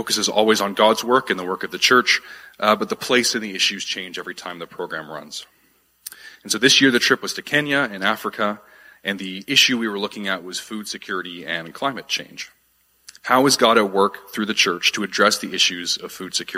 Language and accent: English; Ottawa, Ontario, Canada; moved away as an adult; also born or lived in Wolfville, Nova Scotia; I'm originally from here, from Ottawa. I grew up in this city.